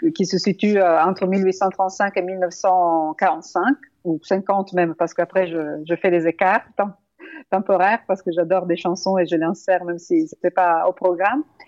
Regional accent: Italy; French is a second language; now in France

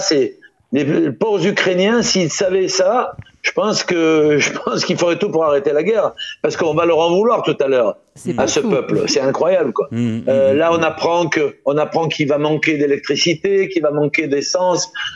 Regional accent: Toulon, Provence-Alpes-Côte d'Azur, France; moved away as an adult; also born or lived in Paris; quand je suis parti de Toulon

